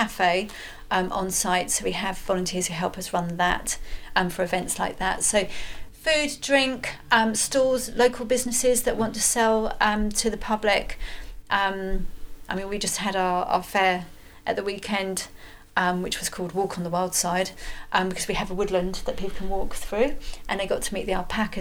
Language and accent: English; Edinburgh, Scotland, United Kingdom; I was born in Edinburgh